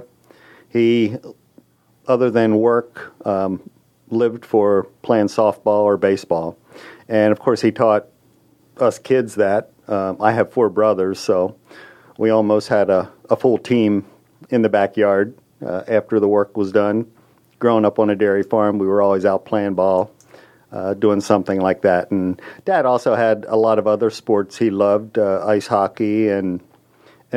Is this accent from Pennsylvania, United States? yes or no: yes; Pennsylvania, United States; moved away as an adult; now in Texas, United States; I'm originally from Pennsylvania and I am a Philadelphia fan